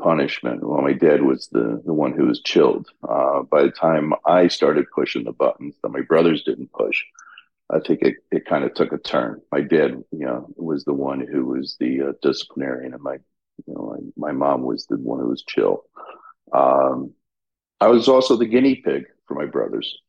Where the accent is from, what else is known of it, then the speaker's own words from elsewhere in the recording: Albany, New York, United States; moved away; growing up in Albany was great. It was a very conservative, somewhat political area, obviously being the state capital